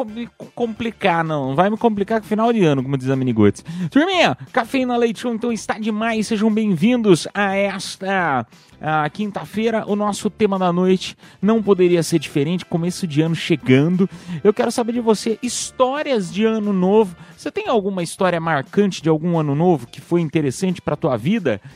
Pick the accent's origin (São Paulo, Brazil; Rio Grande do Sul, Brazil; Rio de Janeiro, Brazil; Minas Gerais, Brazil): São Paulo, Brazil; Piedade; also born or lived in Sorocaba; eu falo que eu sou de Piedade, porque eu nasci em, eu nasci em Sorocaba, fui criado em Piedade